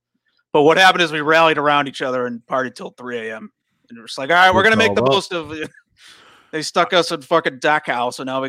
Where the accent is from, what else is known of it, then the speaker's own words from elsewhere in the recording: North Andover, Massachusetts, United States; North Andover, Massachusetts.